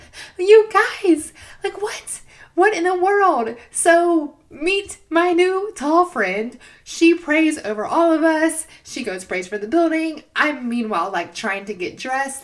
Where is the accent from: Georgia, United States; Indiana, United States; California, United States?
Georgia, United States; moved away as an adult; now in Chattanooga, United States; I'm from Georgia